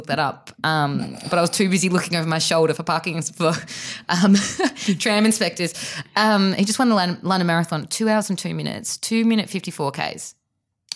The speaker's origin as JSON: {"language": "English", "town": "Perth", "region": "Western Australia", "country": "Australia", "moved": "yes", "said": "I'm from Perth. We don't use trams over there."}